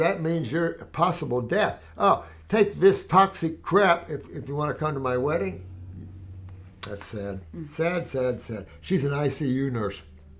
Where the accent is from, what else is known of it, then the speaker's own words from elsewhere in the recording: Connecticut, United States; I grew up in Connecticut and have been pulling ticks off of me.